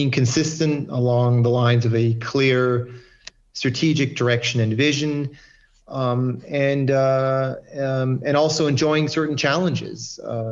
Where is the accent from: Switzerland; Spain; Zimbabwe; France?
Switzerland; French-speaking Switzerland, Romandy; also born or lived in Saudi Arabia / Japan; I was born here in Switzerland in the French part. As a young child, my dad took a job in Saudi Arabia. So I started my education in Saudi Arabia. I went to an international American school. And at age 10, we came back to Switzerland.